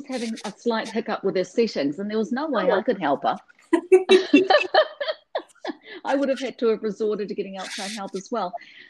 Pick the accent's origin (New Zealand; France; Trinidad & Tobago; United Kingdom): New Zealand; Auckland; also born or lived in Tokyo, Japan; now in Seattle, United States; we came from Glenfield, which is the suburb, which was, you know, kind of in the middle of nowhere in Auckland. And now I'm living in Seattle